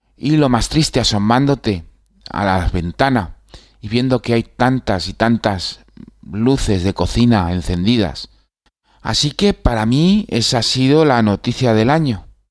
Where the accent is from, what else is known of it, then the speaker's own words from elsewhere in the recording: Spain; moved away as an adult; me fui de España